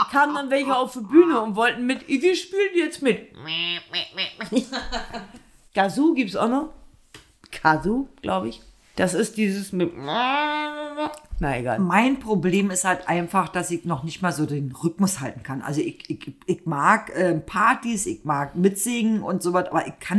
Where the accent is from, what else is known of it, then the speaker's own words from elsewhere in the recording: East Germany, Germany; Wir kommen aus dem Osten, du kannst ruhig eine Maultrommel sagen.